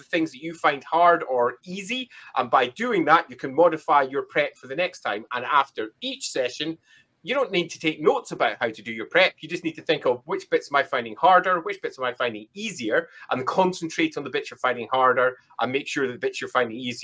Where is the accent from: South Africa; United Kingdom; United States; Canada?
United Kingdom; Scotland; I'm Scottish.